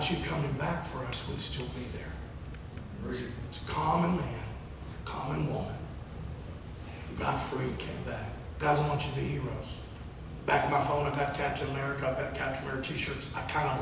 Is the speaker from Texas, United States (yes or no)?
yes; Texas, United States; I'm from Texas